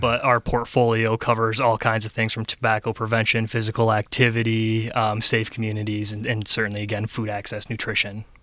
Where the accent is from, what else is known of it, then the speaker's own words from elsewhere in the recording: Ionia, Michigan, United States; also born or lived in Mount Pleasant, Michigan / Lansing, Michigan; born and raised in Michigan. I'm from Ionia originally.